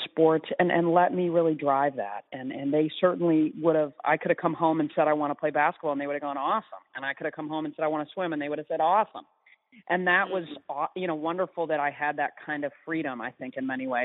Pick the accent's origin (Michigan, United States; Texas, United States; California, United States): Michigan, United States; East Lansing; I grew up in East Lansing